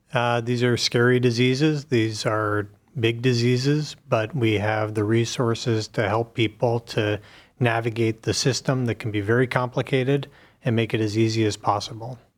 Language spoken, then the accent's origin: English; Pittsburgh, Pennsylvania, United States; moved away as an adult; now in Cleveland, United States; I grew up in Pittsburgh and came to Cleveland about fifteen years ago to, uh, do residency, and have been here ever since.